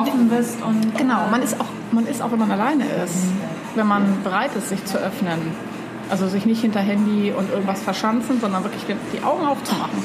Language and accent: German; East Germany, Germany; now in Hamburg, Germany; ich bin zwar in Ostdeutschland aufgewachsen